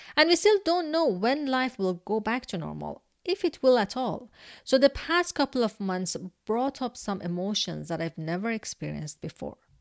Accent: Iran; I'm from Iran

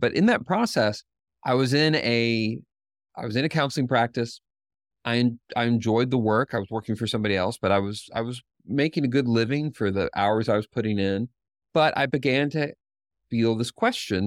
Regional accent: Knoxville, Tennessee, United States; a seventeen person counseling clinic in Knoxville, Tennessee, which is my hometown

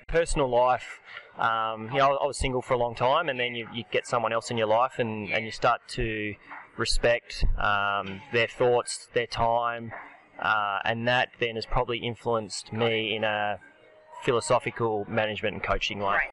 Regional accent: Australia; I'm definitely Aussie

